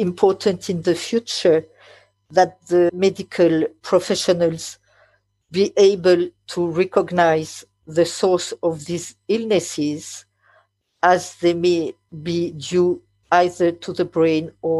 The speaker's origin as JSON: {"language": "English", "country": "France", "second_language": "English", "said": "English is not my mother language. I am French"}